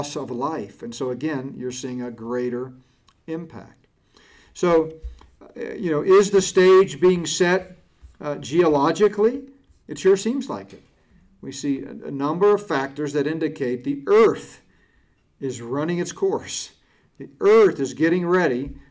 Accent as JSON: {"language": "English", "region": "Connecticut", "country": "United States", "tie": "born or raised there", "said": "I grew up in Connecticut in grade school and junior high school, we used to camp in Boy Scouts in the Catskills"}